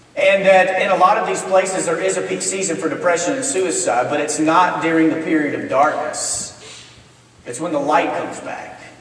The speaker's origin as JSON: {"language": "English", "region": "Texas", "country": "United States", "tie": "born or raised there", "moved": "yes", "lives_now": "Memphis, United States", "said": "my wife and I, we both were born and raised in Texas"}